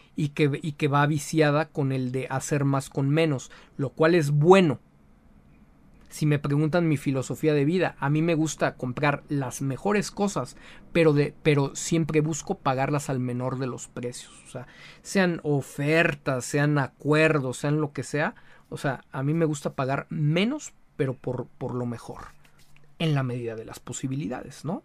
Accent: Mexico; como mexicanos

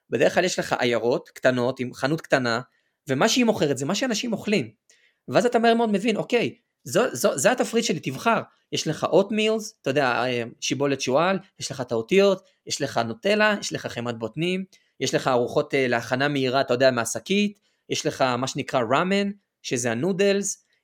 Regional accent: Jerusalem, Jerusalem District, Israel; moved away as an adult; also born or lived in Australia / northern Israel; אני בן 27, במקור מירושלים. בארבע שנים האחרונות, מ-2020 אני בטיולים בעולם, בעצם ממש לפני הקורונה עזבתי את ישראל והתחלתי להסתובב בכל מיני מדינות.

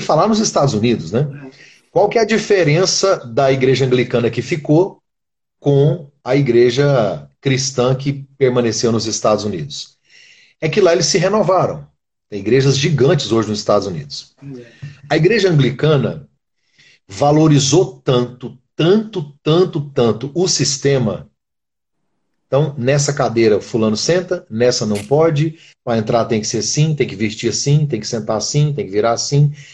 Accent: Brazil; moved away; Eu sou brasileiro, vivo aqui.

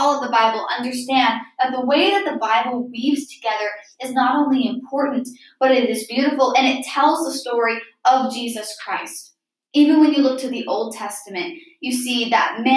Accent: Midwest, United States; I'm from the Midwest

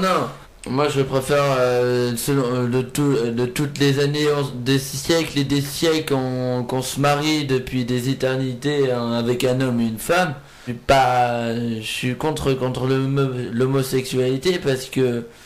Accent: France; on est français

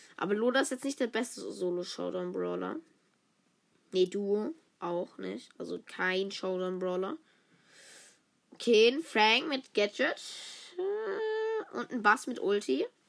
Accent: the South, Southern Germany, Germany; ich bin eigentlich aus dem Süden. Ich bin aus dem Süden, Süden.

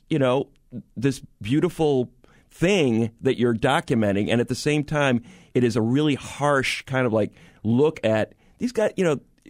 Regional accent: New York, United States; I was a kid growing up in New York.

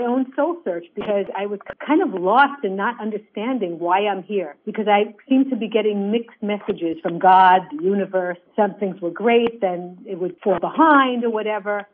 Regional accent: New York City, New York, United States; I was born and raised in Brooklyn, New York, a melting pot

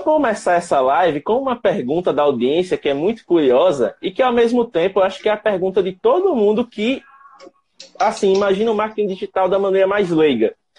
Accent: Penedo, Alagoas, Brazil; sou de Penedo, ao sul de Alagoas, fazendo aqui divisa com Sergipe

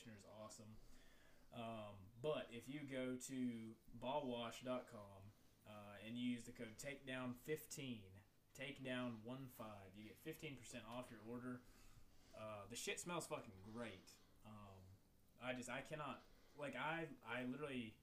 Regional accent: Virginia, United States; I was raised in Virginia

